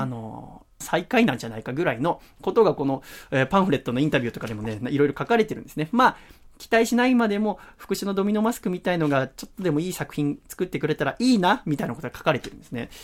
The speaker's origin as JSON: {"language": "Japanese", "town": "Yokohama", "region": "Kanagawa", "country": "Japan", "tie": "born or raised there", "moved": "yes", "said": "地元横浜に帰ってですね、行ってまいりました"}